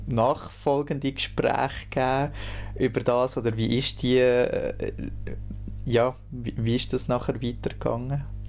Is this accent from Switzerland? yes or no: yes; near Lucerne, Schwyz, Switzerland; ich bin im Kanton Schweiz aufgewachsen, also nicht so weit weg von Luzern